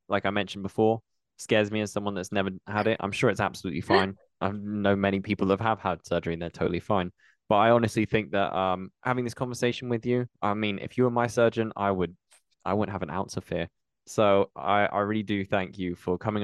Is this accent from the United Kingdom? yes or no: yes; United Kingdom; being British